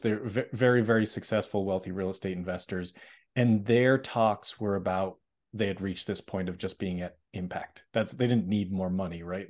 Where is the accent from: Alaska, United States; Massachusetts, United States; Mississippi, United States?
Massachusetts, United States; Boston; I'm from Boston, Massachusetts